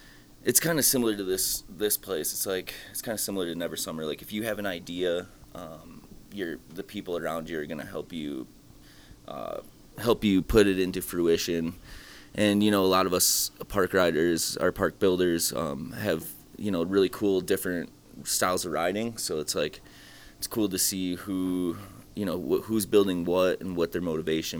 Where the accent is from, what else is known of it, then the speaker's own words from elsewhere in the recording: Worthington, Iowa, United States; I grew up out there in Worthington, Iowa, right outside of Dyersville